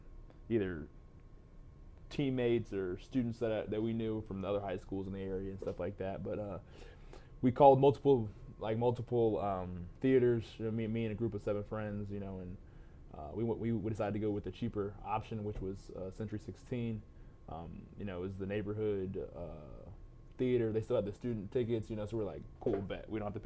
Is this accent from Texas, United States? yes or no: yes; Texas, United States; Yeah, I'm back home in Texas, you know.